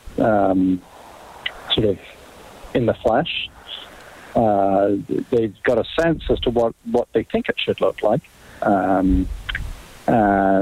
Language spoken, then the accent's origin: English; England, United Kingdom; moved away; growing up in England